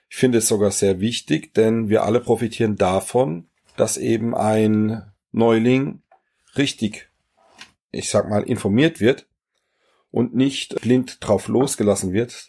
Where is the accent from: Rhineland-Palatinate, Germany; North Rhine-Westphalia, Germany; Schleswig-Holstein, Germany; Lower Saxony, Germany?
Rhineland-Palatinate, Germany; Germersheim; Ja, ich komme aus Germersheim. Das ist eine ganz kleine, schöne, alte Festungsstadt am Rhein. Hat circa 20.000 Einwohner.